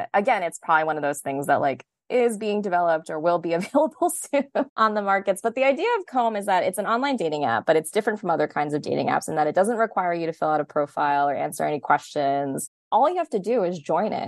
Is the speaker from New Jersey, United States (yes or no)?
yes; New Jersey, United States; moved away as an adult; also born or lived in Massachusetts; I am a New Jersey native